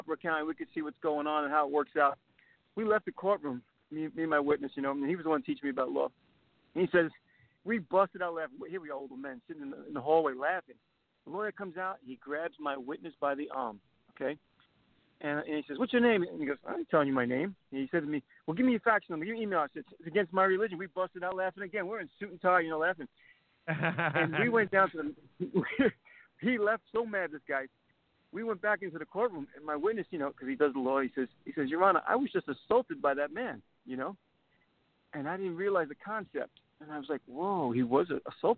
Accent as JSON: {"language": "English", "town": "New York City", "region": "New York", "country": "United States", "tie": "born or raised there", "said": "I'm Italian-American. I watched my father take a beating growing up in New York City"}